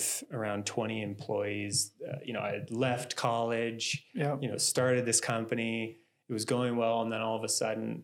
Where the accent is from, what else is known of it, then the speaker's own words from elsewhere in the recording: Boulder, Colorado, United States; growing up in Boulder